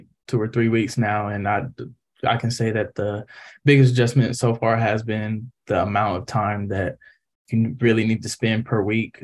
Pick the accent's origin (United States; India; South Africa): United States; Columbus, Ohio; moved away; I'm from Columbus, Ohio